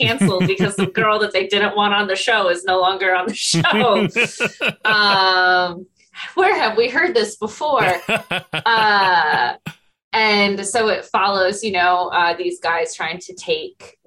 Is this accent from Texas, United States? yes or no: no; Michigan, United States; I'm from Michigan